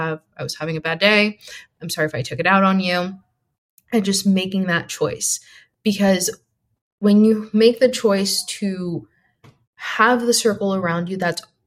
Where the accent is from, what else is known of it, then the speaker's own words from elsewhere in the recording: East Coast, United States; now in West Coast, United States; we're all originally from the East Coast and moved to the West Coast